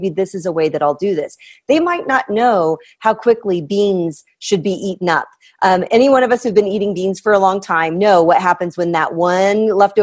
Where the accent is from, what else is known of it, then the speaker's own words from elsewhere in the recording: Midwest, United States; I'm from the Midwest